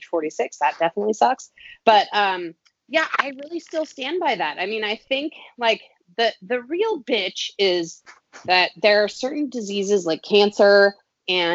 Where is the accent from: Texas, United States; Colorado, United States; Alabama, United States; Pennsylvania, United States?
Colorado, United States; Boulder; growing up in Boulder, Colorado